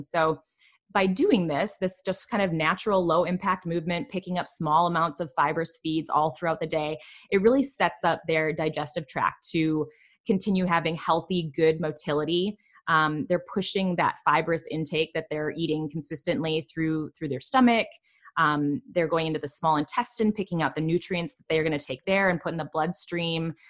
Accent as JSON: {"language": "English", "region": "Michigan", "country": "United States", "said": "I'm from Michigan"}